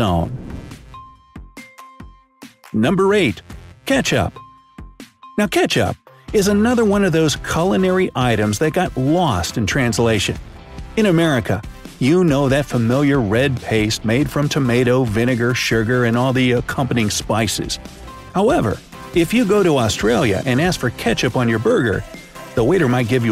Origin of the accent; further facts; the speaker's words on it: United States; as an American